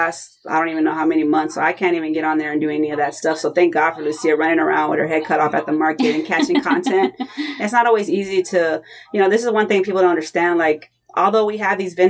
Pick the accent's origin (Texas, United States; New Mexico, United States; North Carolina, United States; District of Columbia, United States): Texas, United States; We're from Texas